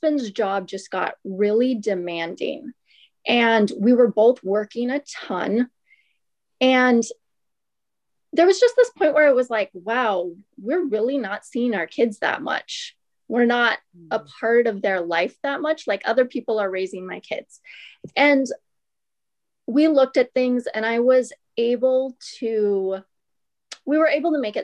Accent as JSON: {"language": "English", "town": "Ventura", "region": "California", "country": "United States", "said": "I'm from Ventura and most of my life here"}